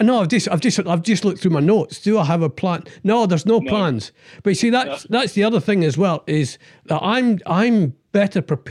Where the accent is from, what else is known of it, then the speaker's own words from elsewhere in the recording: Scotland, United Kingdom; I'm Scottish